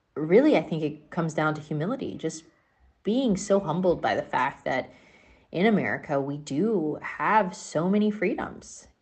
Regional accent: United States; as an American, I've certainly grown up in a, a, in a space in an area

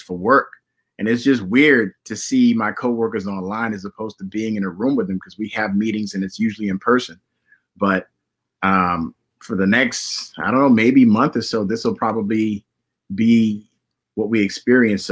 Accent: Miami, Florida, United States; I'm from Miami

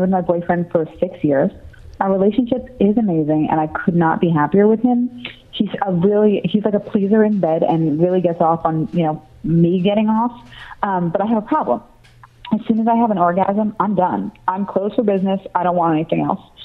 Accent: New York, United States; I'm from New York.

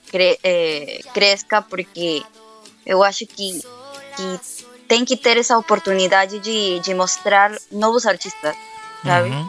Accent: Brazil; Portuguese is a second language; meu português é um pouco enrolado, porque eu não falo muito português, mas eu sou brasileira.

